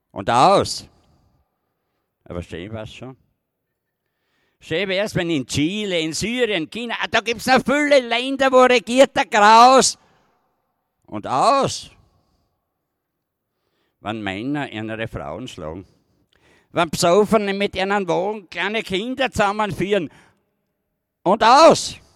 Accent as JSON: {"language": "German", "region": "Styria", "country": "Austria", "lives_now": "Vienna, Austria", "said": "Ich bin ja da eine Minderheit in Wien als Steirer."}